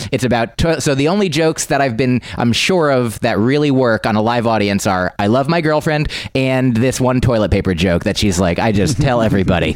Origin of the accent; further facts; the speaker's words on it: New Jersey, United States; now in New York City, United States; I'm from New Jersey